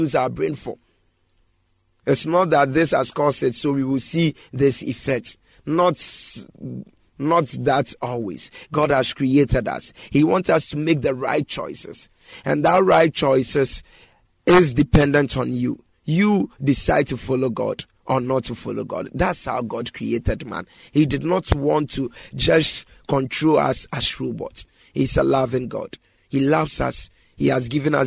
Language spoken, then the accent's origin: English; Ghana; this part of the country whereby I'm living, I'm a Ghanaian